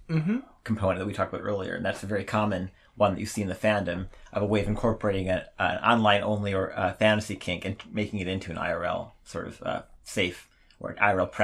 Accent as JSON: {"language": "English", "town": "Milwaukee", "region": "Wisconsin", "country": "United States", "said": "I'm from Milwaukee, by the way. I grew up with that, the Dahmer."}